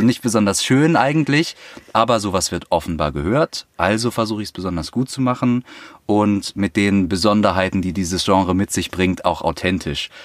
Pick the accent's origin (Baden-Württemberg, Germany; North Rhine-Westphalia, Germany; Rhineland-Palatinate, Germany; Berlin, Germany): Berlin, Germany; ich komme aus Berlin